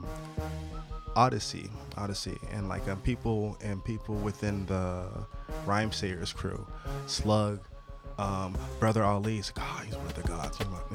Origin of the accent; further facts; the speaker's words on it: Sacramento, California, United States; moved away as an adult; also born or lived in Oakland, California; now in Japan; I'm from, born in Oakland, was raised in Sacramento, California